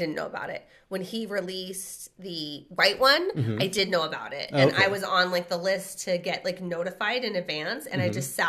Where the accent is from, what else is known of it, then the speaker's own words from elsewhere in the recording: Redlands, California, United States; did we not talk about how we're from Redlands?